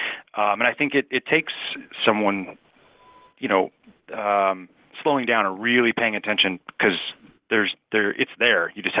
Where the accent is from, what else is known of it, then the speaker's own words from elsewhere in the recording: Kansas City, Kansas, United States; also born or lived in Wichita, Kansas / Lincoln, Nebraska; Well, I'm originally from Kansas City on the Kansas side.